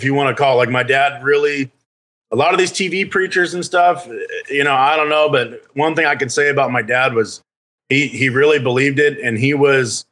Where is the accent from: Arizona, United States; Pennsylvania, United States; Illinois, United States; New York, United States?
Arizona, United States; Phoenix; moved away as an adult; now in California, United States; I grew up there in Phoenix all the way until basically I joined the army